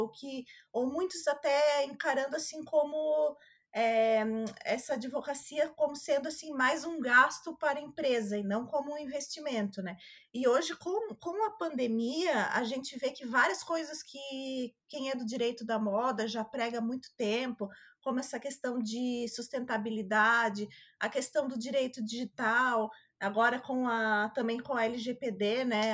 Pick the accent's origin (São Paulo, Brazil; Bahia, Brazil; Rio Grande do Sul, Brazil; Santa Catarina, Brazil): Santa Catarina, Brazil; eu sou de Santa Catarina